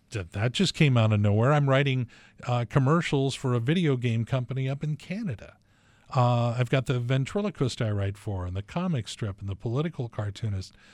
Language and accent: English; Torrance, California, United States; moved away as an adult; also born or lived in Washington; we came up from Torrance, California together and went to the University of Washington